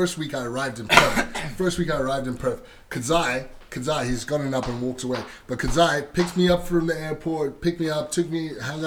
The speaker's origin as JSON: {"language": "English", "country": "Zimbabwe", "said": "we're from Zimbabwe, bro. We're landlocked"}